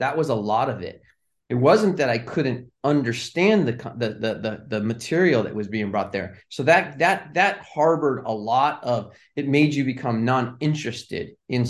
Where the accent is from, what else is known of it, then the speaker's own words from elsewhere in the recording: Pasadena, California, United States; And if I had never been born and raised in Pasadena, California, and then that area, there's probably no way I would have ended in the entertainment industry.